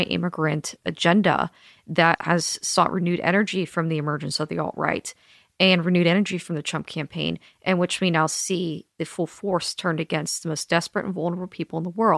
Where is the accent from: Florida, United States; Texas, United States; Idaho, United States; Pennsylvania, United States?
Pennsylvania, United States; I'm from Pennsylvania, regular conservative town, and I was raised like